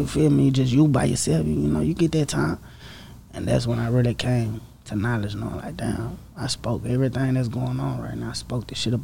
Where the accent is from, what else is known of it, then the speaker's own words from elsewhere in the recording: Dallas, Texas, United States; my hood, like East Dallas, you know, growing up in East Dallas